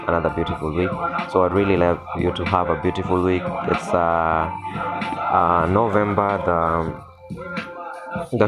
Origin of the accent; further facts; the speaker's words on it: Kenya; as Kenyans